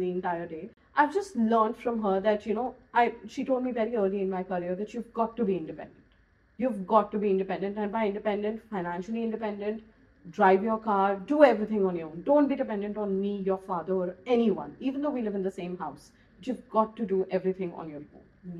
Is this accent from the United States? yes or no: no; Goa, India; I'm from Goa